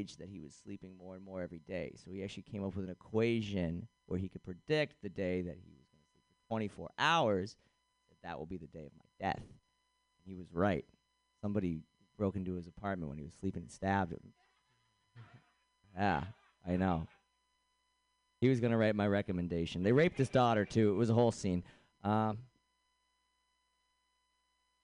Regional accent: Boston, Massachusetts, United States; I'm from Boston

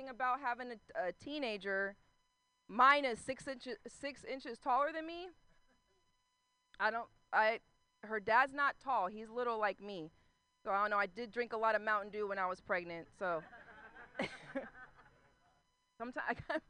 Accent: Concord, California, United States; Concord is that place where white people have Black Lives Matter posters outside their house and never had a black life in their house. But that's where I'm from

